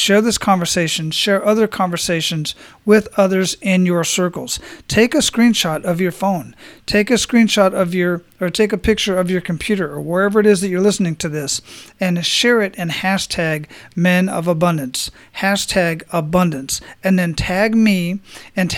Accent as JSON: {"language": "English", "region": "Arizona", "country": "United States", "moved": "yes", "lives_now": "Tampa, United States", "said": "I'm originally from Arizona"}